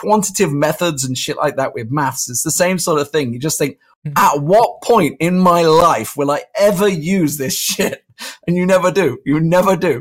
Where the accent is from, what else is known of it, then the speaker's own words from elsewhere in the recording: Warwick, West Midlands, United Kingdom; also born or lived in Leamington Spa; I was born in Leamington Spa and I grew up in Warwick